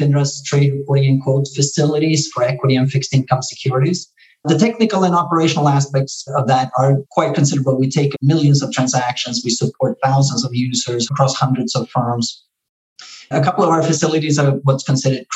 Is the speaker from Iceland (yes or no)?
no; Sweden; moved away as an adult; also born or lived in Stockholm, Sweden / New York, United States; now in United States; I'm actually originally from Sweden, but I spent the last 30 years here in the US. I did my undergrad at the University of Stockholm